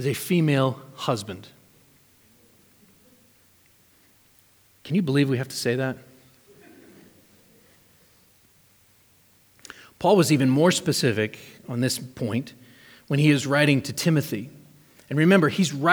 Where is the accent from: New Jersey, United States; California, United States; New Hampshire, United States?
New Hampshire, United States; moved away; I grew up in New Hampshire.